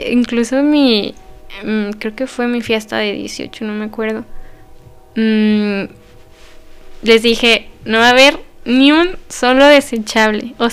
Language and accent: Spanish; Zacatecas, Mexico; que soy zacatecana